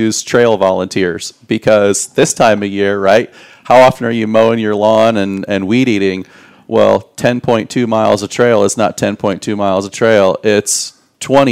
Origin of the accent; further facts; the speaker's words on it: outside of Chicago, Illinois, United States; moved away; as a kid growing up outside of Chicago